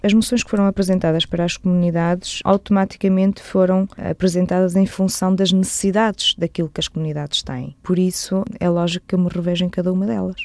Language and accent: Portuguese; Portugal; moved away as an adult; now in Luxembourg; em Portugal, em Valdecâmara, de onde eu sou natural